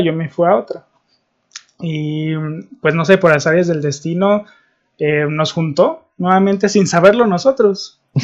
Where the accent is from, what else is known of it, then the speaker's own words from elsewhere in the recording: Guadalajara, Jalisco, Mexico; somos de Guadalajara